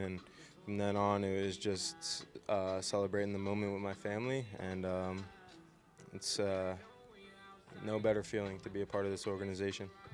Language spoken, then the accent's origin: English; New Jersey, United States; I was from South Jersey. I grew up a Philly sports fan.